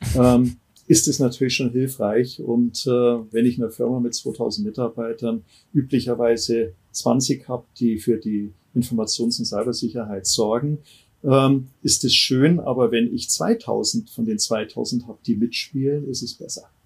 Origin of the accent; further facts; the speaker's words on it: Ammersee, Bavaria, Germany; also born or lived in Munich; ich bin am Ammersee aufgewachsen